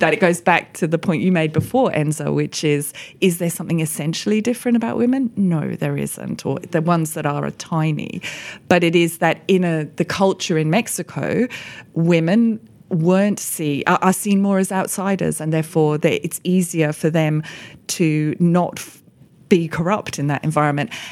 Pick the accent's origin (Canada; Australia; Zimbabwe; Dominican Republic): Australia; moved away as an adult; now in United Kingdom; I've built my career as an economist here in the U K, but I grew up in Australia.